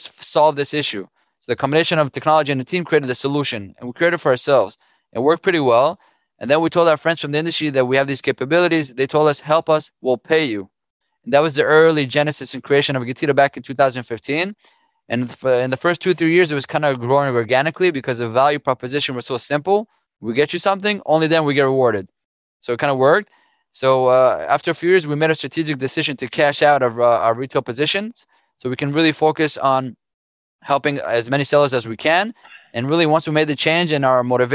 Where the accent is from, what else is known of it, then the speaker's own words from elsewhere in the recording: Israel; moved away as an adult; now in Fair Lawn, United States; I was born and raised in Israel.